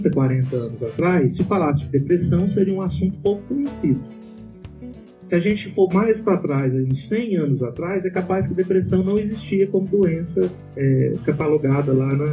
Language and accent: Portuguese; São Paulo, Brazil; eu sou paulista, paulistana e São Paulina.